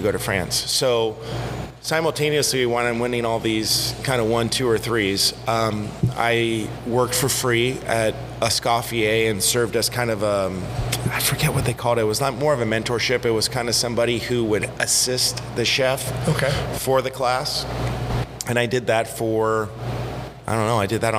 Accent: United States; we are Americans. I am an American.

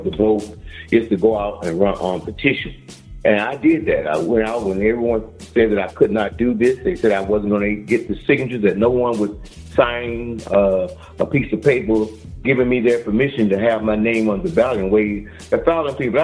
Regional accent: United States; I was born in the United States of America

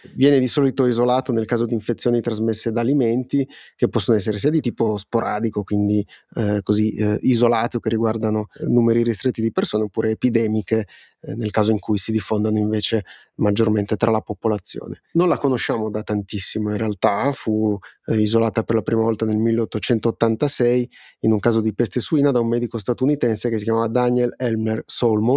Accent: Piedmont, Italy; soprattutto tu e io che siamo piemontesi

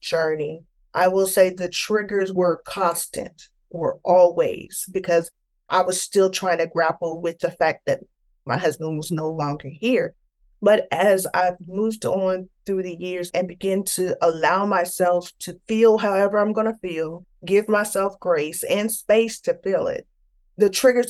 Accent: Tampa, Florida, United States; I grew up in Tampa, Florida

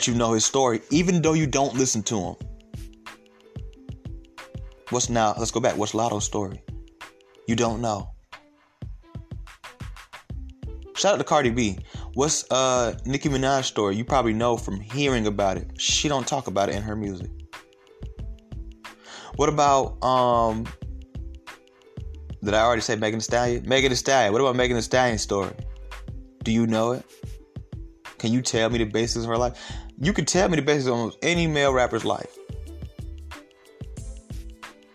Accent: Atlanta, Georgia, United States; I'm from Atlanta.

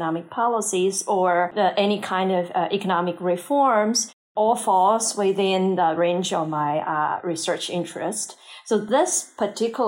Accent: China; moved away as an adult; also born or lived in North America; I grew up in China

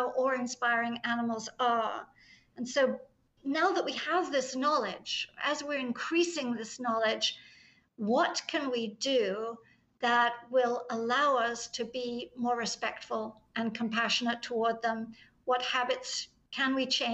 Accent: England, United Kingdom; I'm English

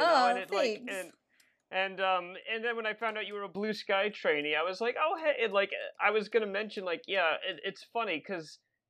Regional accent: the South, United States; I'm from the South

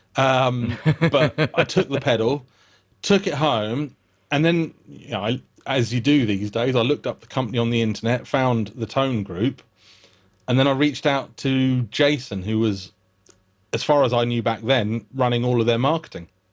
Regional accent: United Kingdom; accent: British; I disarm him by being British

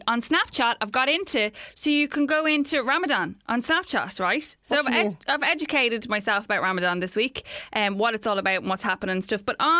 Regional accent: Ireland; especially as Irish people

